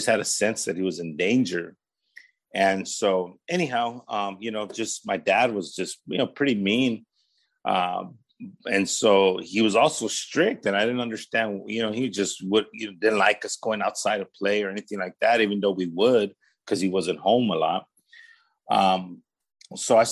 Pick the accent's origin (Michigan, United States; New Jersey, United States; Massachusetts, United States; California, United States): California, United States; Paramount; also born or lived in Los Angeles, California; I was raised in the city of Paramount, which is the city right next to Bellflower.